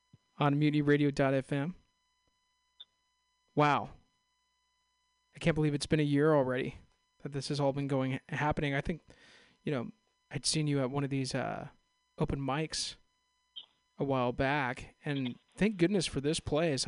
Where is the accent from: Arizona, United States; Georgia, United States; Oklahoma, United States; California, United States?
California, United States; Castro Valley; I'm actually from Castro Valley, San Ramon, right there